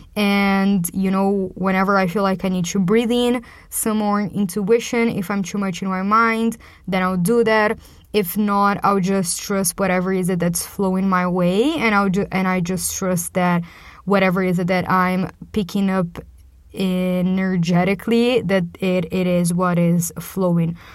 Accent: Brazil; moved away as an adult; also born or lived in London; coming back to my hometown here in Brazil

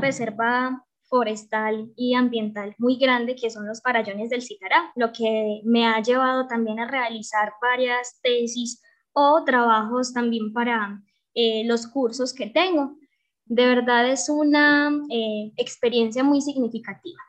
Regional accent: Betania, Antioquia, Colombia; mi territorio, amo mi territorio, mi tierra, mi Betania

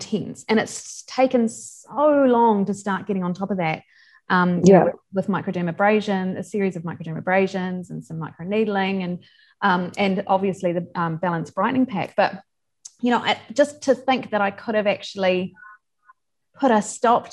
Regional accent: Invercargill, Southland, New Zealand; I grew up in Invercargill, which is pretty cold. That's in the bottom of New Zealand

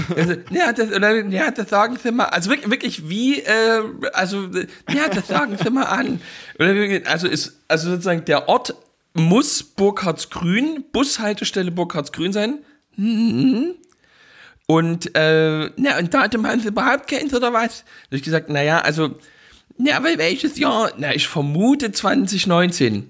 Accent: Dresden, Saxony, Germany; moved away; was ich noch kenne aus Dresden

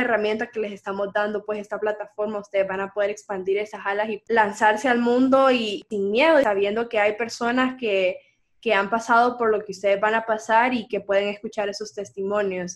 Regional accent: San Pedro Sula, Cortés, Honduras; moved away as an adult; now in Boston, United States; yo nací aquí en Honduras, en San Pedro Sula

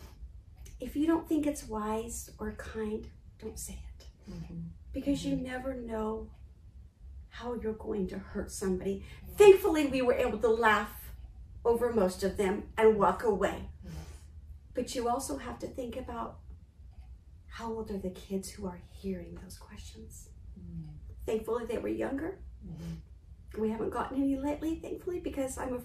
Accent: New Mexico, United States; Growing up in New Mexico

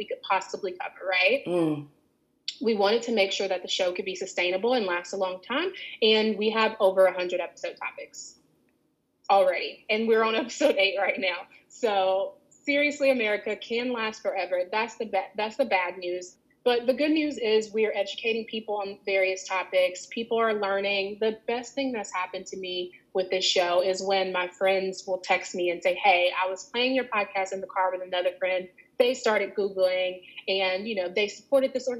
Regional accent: Alabama, United States; I grew up in Alabama

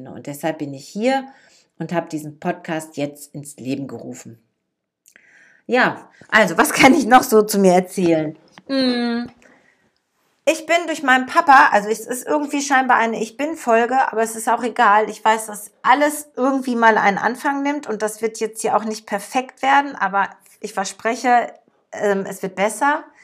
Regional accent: Dortmund, North Rhine-Westphalia, Germany; moved away as an adult; Ich bin 1964 in Dortmund im Ruhrgebiet auf die Welt gekommen und darauf war ich immer stolz. Ich bin ein Kind des Ruhrgebiets. Ähm, mein Herz schlägt auch nach wie vor dafür. Mittlerweile wohne ich aber schon seit 17 Jahren in Niedersachsen.

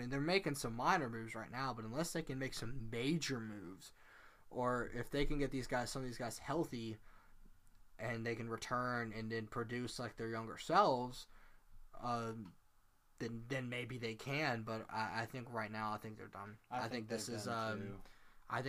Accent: Nashville, Tennessee, United States; we're from Nashville

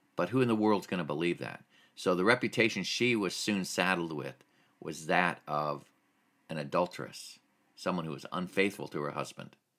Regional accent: Alaska, United States; I grew up in Alaska

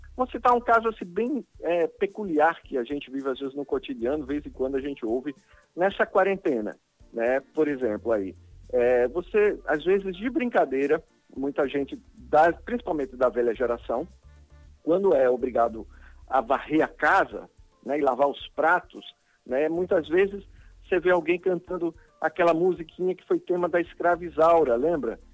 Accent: Alagoas, Brazil; a gente fala até como alagoano, a terra do quilombo

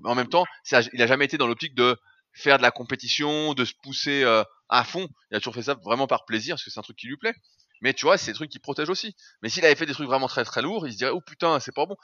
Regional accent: Annecy, Auvergne-Rhône-Alpes, France; je suis d'Annecy

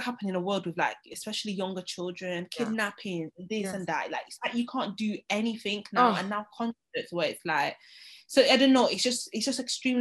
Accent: Manchester, North West England, United Kingdom; moved away as an adult; I'm from Manchester originally

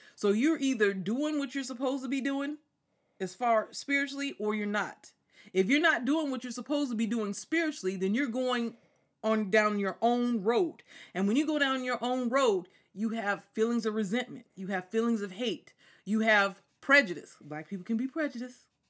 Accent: Ontario, California, United States; also born or lived in Chino, California; I'm from Ontario. I went to Chino High.

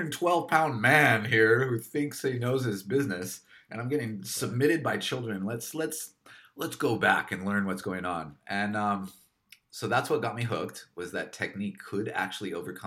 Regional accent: Kauai, Hawaii, United States; also born or lived in Los Angeles, United States; now in Melbourne, Australia; I grew up on Kauai with a crew of people

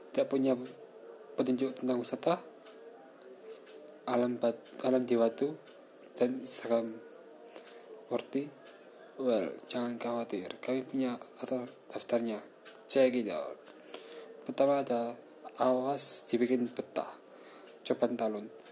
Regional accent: Malang, East Java, Indonesia; Nah, berhubung saya dari Kota Malang, saya akan akan mereview atau mengulas yang ada di kota Malang dan sekitarnya.

